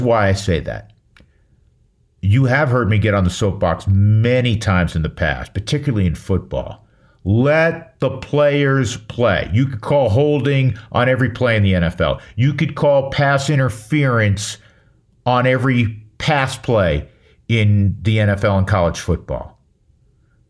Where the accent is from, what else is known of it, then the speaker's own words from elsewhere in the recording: Westchester County, New York, United States; moved away; I grew up in Westchester County, north of Manhattan